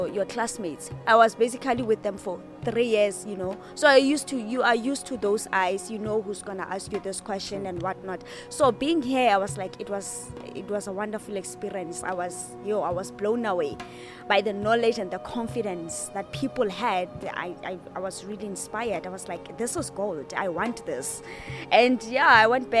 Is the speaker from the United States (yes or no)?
no; Free State, South Africa; we're from the Free State